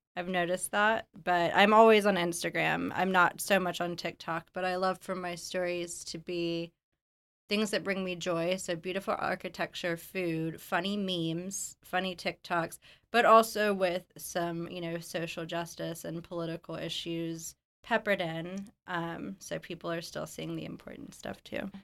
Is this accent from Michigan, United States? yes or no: no; Alabama, United States; moved away as an adult; also born or lived in New Orleans / Los Angeles; I moved back to Alabama, my hometown, after living, you know, all over New Orleans, Los Angeles, abroad